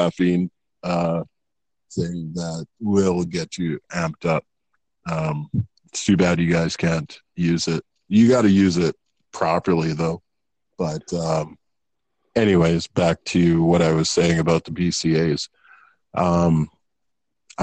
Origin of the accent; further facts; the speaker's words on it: Canada; I grew up in Canada.